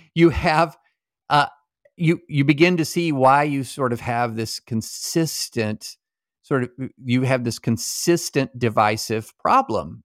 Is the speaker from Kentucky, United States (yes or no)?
yes; Kentucky, United States; when I was growing up in, uh, Kentucky